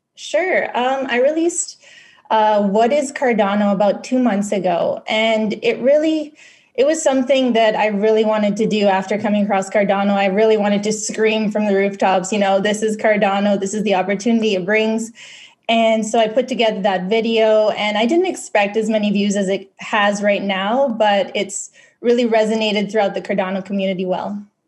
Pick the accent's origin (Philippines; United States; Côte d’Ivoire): Philippines; now in Western Canada; I was born and raised in the Philippines